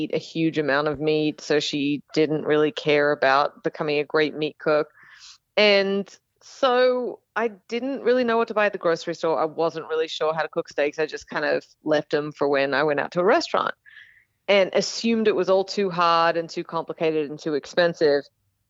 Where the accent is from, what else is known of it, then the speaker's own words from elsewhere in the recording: Australia; accent: Australian; now in United States; Yeah, I live in Texas, so we're a state unto ourselves, but I grew up in Australia. I only moved 7 years ago, so it's predominantly Australian accent, but then there's, you know, so like y'all has definitely crept in there